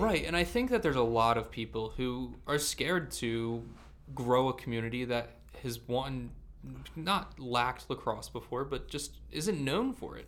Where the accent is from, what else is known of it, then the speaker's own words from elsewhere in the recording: Vineland, New Jersey, United States; I'm a 25 minute drive from Philadelphia, but I'm from Vineland, New Jersey